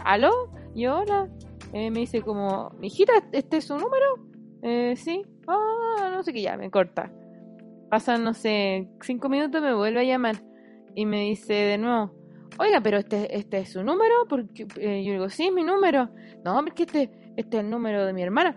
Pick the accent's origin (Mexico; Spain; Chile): Chile; Santiago, Santiago Metropolitan Region; uno vive el invierno como santiaguino